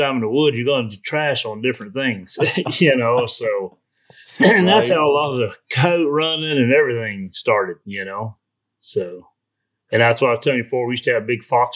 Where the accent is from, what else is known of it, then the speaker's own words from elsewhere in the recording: Florida, United States; I grew up in Florida down there